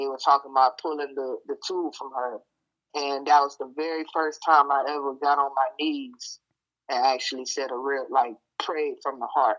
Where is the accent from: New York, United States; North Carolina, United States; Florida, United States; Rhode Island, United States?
Florida, United States; Vero Beach; accent: country; I'm from Monroe Heights or Vero Beach, Florida